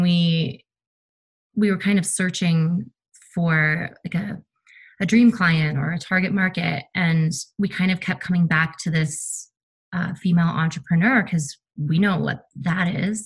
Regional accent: Colorado, United States; moved away; I'm from Colorado originally

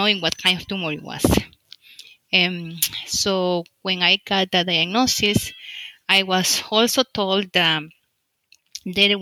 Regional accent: El Salvador; moved away as an adult; now in United States; I am from El Salvador. In El Salvador, I work, I graduate a physician in specialty family medicine. Then I came to the United States

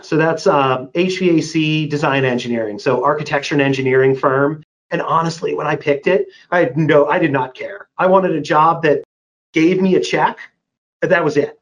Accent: Pittsburgh, Pennsylvania, United States; I was born and raised in Pittsburgh, Pennsylvania.

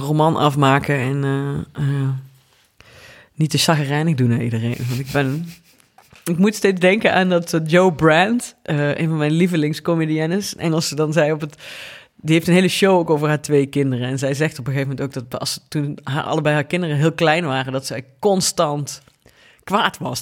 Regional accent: Venlo, Limburg, Netherlands; omdat ik uit Venlo kom

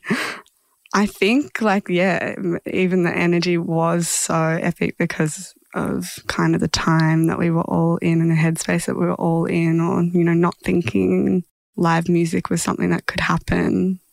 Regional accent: Horsham, Victoria, Australia; moved away; I grew up in Horsham

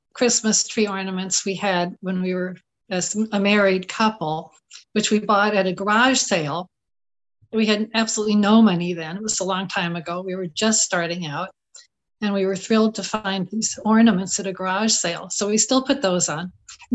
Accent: Southern California, United States; moved away as an adult; also born or lived in Champaign-Urbana, Illinois; I grew up in Southern California

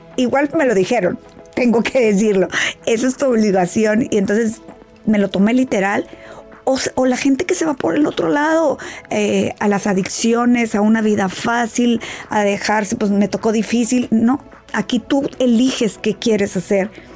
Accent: Mexico; yo que soy de México

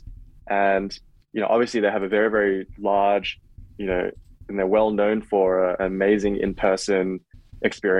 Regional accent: Australia; now in United States; I'm Australian

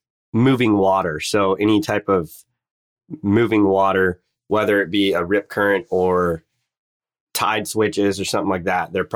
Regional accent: West Coast, United States; I'm from the West Coast.

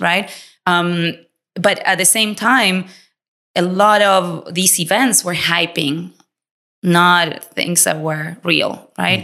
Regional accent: Argentina; English is a second language; moved away as an adult; also born or lived in Latin America; now in United States; we came from Argentina with absolutely nothing

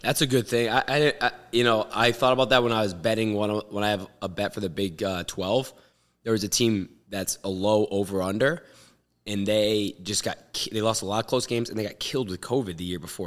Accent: Boston, Massachusetts, United States; my hometown, Boston College

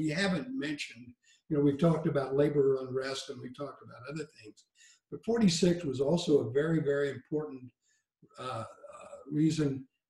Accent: Anna, Illinois, United States; also born or lived in Johnson County, Illinois; I live in Johnson County in deep southern Illinois. Grew up in Anna, my hometown, and retired 8 years ago to a farm

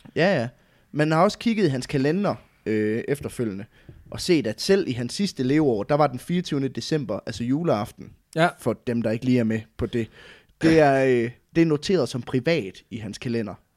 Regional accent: West Jutland, Central Denmark Region, Denmark; jeg kommer jo fra Vestjylland

